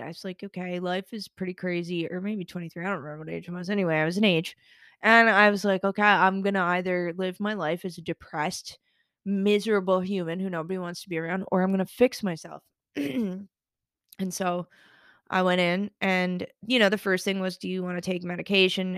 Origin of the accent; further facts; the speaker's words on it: Summerside, Prince Edward Island, Canada; anybody who's from Summerside, shout out Saint Paul's Parish. I know that listeners from my hometown do listen